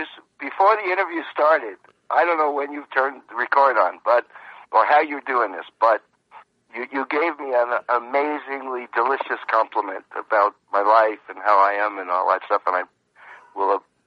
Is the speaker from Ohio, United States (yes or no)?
no; West Hempstead, New York, United States; moved away; also born or lived in California; I remember I grew up on Long Island in a town called West Hempstead.